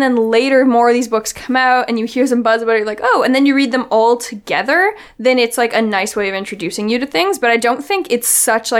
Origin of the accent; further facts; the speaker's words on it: west coast of Canada, British Columbia, Canada; moved away; I'm from the west coast of Canada, and where we have, like, technically a rainforest, and we have the ocean.